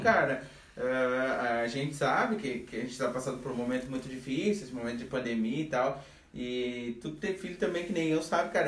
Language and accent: Portuguese; Brazil; a gente cresceu na Ponte Verde, sem mimimi, a gente era guri que chutava bola na rua